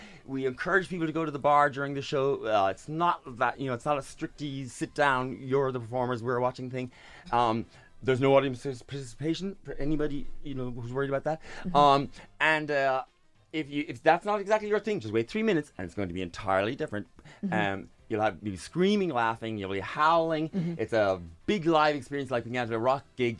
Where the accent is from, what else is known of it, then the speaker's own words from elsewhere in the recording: Ireland; I'm Irish.